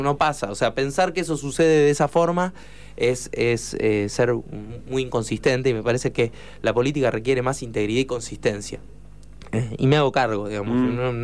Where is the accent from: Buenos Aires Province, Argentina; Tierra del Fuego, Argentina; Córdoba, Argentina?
Buenos Aires Province, Argentina; La Plata; yo soy platense